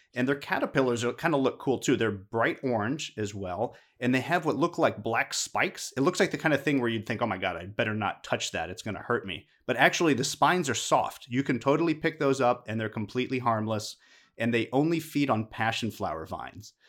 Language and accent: English; Midwest, United States; now in Houston, United States; I grew up in the Midwest